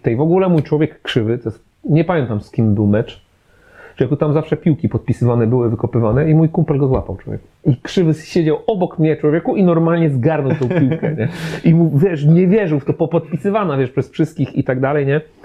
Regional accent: Poznań, Greater Poland, Poland; jestem z Poznania

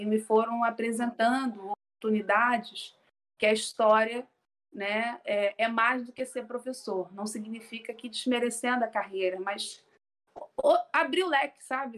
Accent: Rio de Janeiro, Brazil; accent: carioca; eu sou carioca, né? Acho que o sotaque já está deixando bem claro

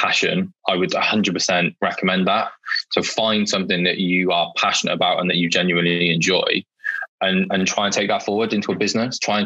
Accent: Welsh, Wales, United Kingdom; I'm a Welsh student

